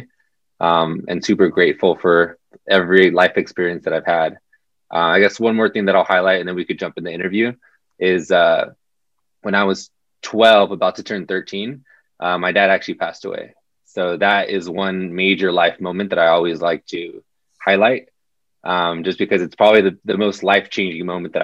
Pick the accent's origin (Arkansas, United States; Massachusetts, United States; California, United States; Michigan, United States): California, United States; Southern; So I'm from Southern California. My family is Mexican, Mexican American